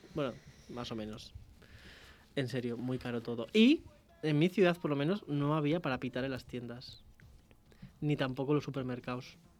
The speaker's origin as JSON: {"language": "Spanish", "country": "Spain", "said": "los españoles íbamos allí"}